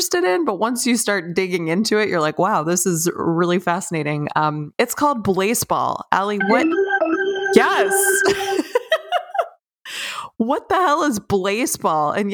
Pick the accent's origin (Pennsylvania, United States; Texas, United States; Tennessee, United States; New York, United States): Pennsylvania, United States; I'm from Pennsylvania